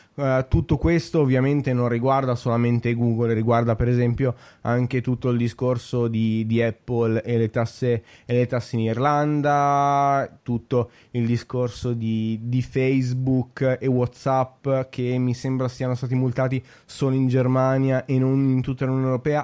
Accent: a town 20 km from Milan, Lombardy, Italy; vivo tra Milano e il, il, mio paese natale che è a 20, a 20 km da Milano

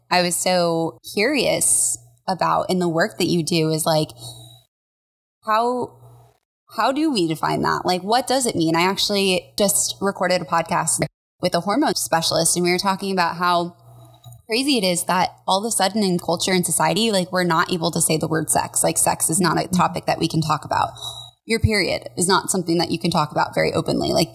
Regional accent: Colorado, United States; I grew up in Colorado

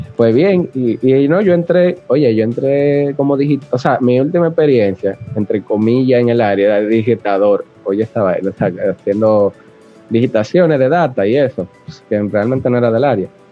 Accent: Santo Domingo, Distrito Nacional, Dominican Republic; Yo nací aquí en Santo Domingo, Distrito Nacional, un 29 de julio de 1986

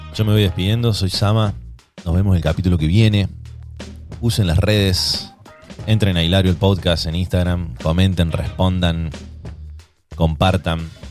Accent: Argentina

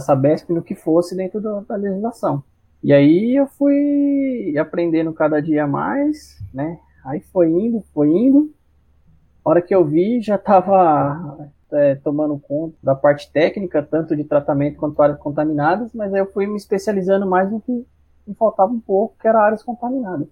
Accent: Cajamar, São Paulo, Brazil; also born or lived in Jundiaí; sou natural aqui de Jundiaí mesmo, né? Mas morei em Cajamar muito, muitos anos, 30 anos da minha vida

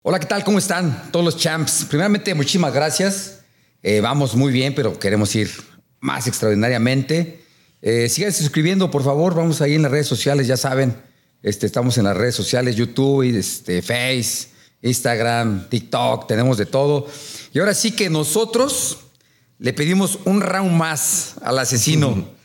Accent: Mexico City, Mexico; subía con mi bandera de México y decía Iztacalco

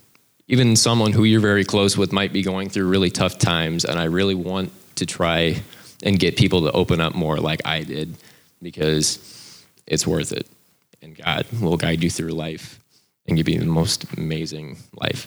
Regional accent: South Bend, Indiana, United States; I'm from South Bend.

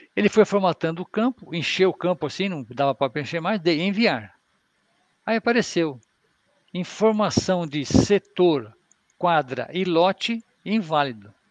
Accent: São Paulo, Brazil; eu sou de São Paulo

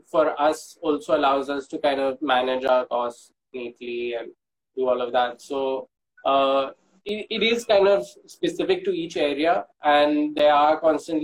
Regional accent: Mumbai, Maharashtra, India; also born or lived in Tamil Nadu; the place that we grew up in Bombay

